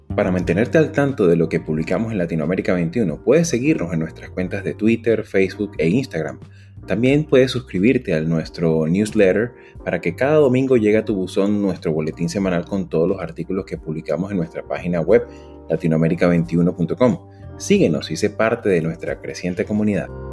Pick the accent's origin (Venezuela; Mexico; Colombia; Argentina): Venezuela; como venezolano